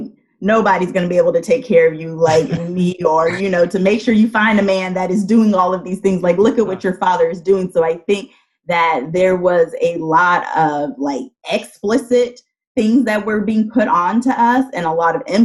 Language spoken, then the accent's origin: English; California, United States; moved away; Being a Californian, I was set to go to one of our state schools